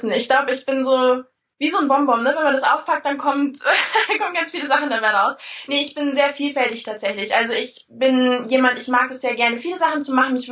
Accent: Bavaria, Germany; Ich komme aus Bayern, also unten, unten die Ecke äh, Richtung München. Und äh, ja, da war ich eigentlich auch schon immer.

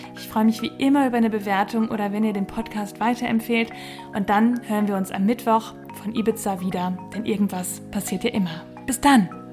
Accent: Bielefeld, North Rhine-Westphalia, Germany; bei uns in Bielefeld

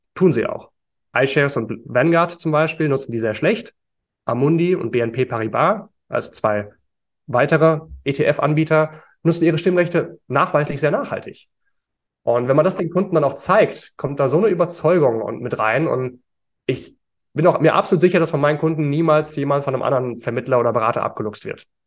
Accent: Frankfurt area, Hesse, Germany; now in Berlin, Germany; ich komme ja aus der Gegend von Frankfurt, also Eintracht Frankfurt als Kind

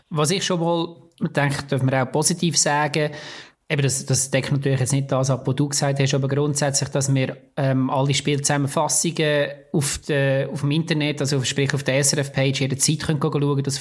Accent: Switzerland; äh, ein bisschen klischemässig als Schweizer Dings.

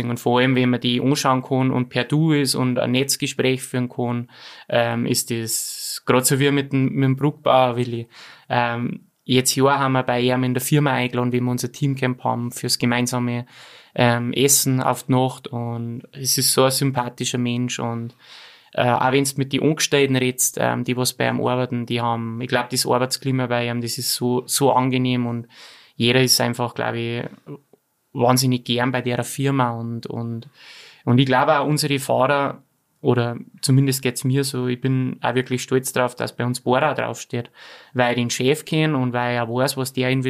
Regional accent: Ramsau, Bavaria, Germany; now in Austria; bei uns in Ramsau haben wir ja fünf Monate Winter, gell.

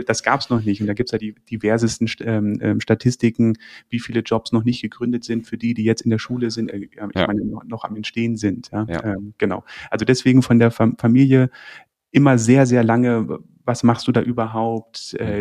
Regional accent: Landsberg am Lech, Bavaria, Germany; also born or lived in Braunschweig; Also ich bin im, im, im Süden äh, äh, Deutschlands aufgewachsen. Also geboren bin ich in Braunschweig, bin aber okay. mit sehr jungen Jahren äh, nach, nach dem Süden äh, oder sind wir in den Süden gezogen, Landsberg am Lech.

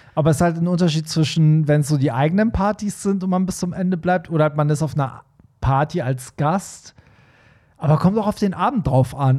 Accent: Hamburg, Germany; als Hamburger, der da ab und zu mal ist

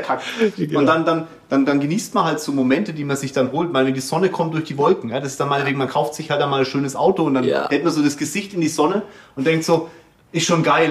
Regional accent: Kulmbach, Bavaria, Germany; Ich komme ja selber aus Kulmbach

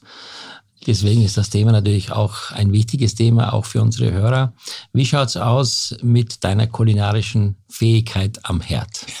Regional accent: Graz, Styria, Austria; moved away; also born or lived in Hamburg; in unserer oder in meiner Heimat Steiermark ja. in Graz

